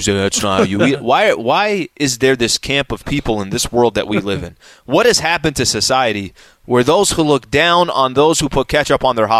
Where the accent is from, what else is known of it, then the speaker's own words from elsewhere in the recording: El Cajon, California, United States; I'm from East County, which is in El Cajon, San Diego, okay? That's where I'm from.